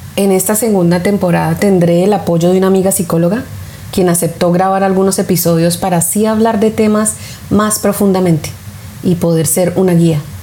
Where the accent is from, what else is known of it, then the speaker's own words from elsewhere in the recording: Colombia; now in United States; mi país de origen, Colombia, o aquí donde vivo en Estados Unidos